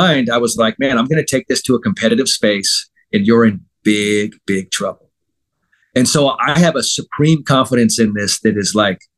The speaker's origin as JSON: {"language": "English", "town": "San Francisco", "region": "California", "country": "United States", "said": "I'm from San Francisco"}